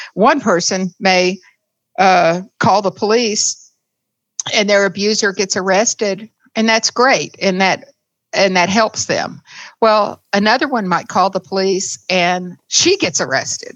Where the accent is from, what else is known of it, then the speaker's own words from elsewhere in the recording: the South, United States; I was raised in the South